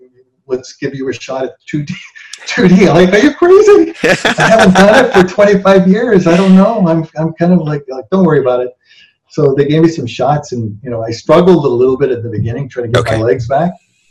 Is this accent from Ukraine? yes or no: no; Toronto, Ontario, Canada; moved away as an adult; I spoke English in Toronto.